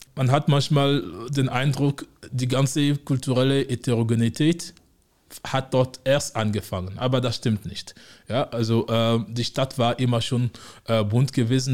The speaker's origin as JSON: {"language": "German", "country": "Togo", "also_born_or_lived": "Osnabrück, Germany / Frankfurt am Main, Germany", "moved": "as an adult", "lives_now": "Konstanz, Germany", "said": "ich komme ursprünglich aus Togo, äh, Westafrika. Ähm, in Deutschland lebe ich jetzt seit mittlerweile 13 Jahren."}